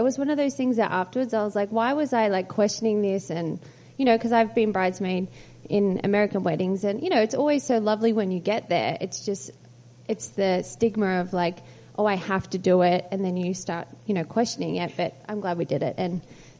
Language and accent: English; Australia; moved away as an adult; I am Australian, but I've lived here for 7 years, so I feel like I've got a bit of a hybrid, but...